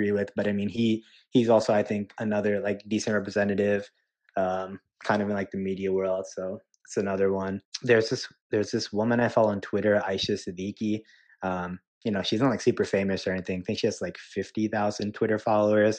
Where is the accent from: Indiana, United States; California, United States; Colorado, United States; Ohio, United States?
Indiana, United States; also born or lived in New Jersey; I've lived in Indiana for over 20 years